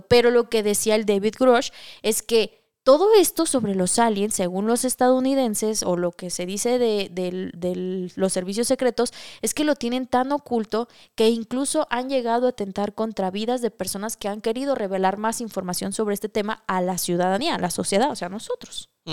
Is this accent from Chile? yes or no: no; Mexico